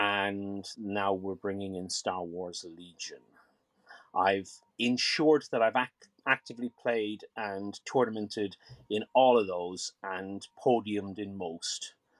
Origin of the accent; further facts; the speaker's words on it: Ireland; now in Stockport, United Kingdom; I come from Ireland. I'm living in Stockport near Manchester, UK at the moment.